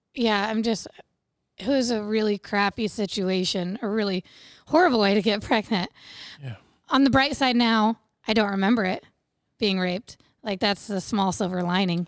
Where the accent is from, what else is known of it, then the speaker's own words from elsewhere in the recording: Bluffton, Indiana, United States; I grew up in Wells County, which is around Bluffton, Ossian area, um, on a little small livestock farm.